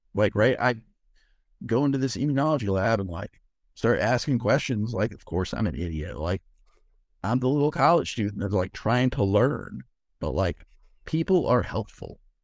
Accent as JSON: {"language": "English", "region": "East Coast", "country": "United States", "tie": "born or raised there", "also_born_or_lived": "Los Angeles", "lives_now": "Maryland, United States", "said": "born and raised on the East Coast and then we moved west"}